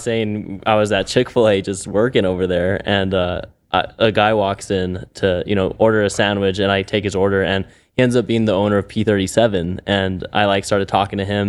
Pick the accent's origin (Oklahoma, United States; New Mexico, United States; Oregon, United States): New Mexico, United States; Albuquerque; I was born and raised here in Albuquerque in the North Valley